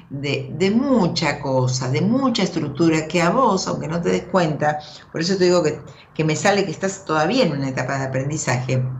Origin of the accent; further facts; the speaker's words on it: Río Negro, Argentina; Soy de Río Negro.